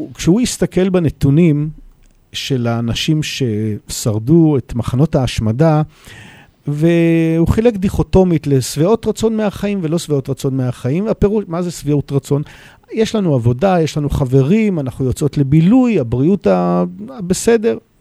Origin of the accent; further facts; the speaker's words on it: Jerusalem, Jerusalem District, Israel; now in Modi'in-Maccabim-Re'ut, Israel; נולדתי בירושלים, אני גר היום אה, בעיר מודיעין מכבים רעות.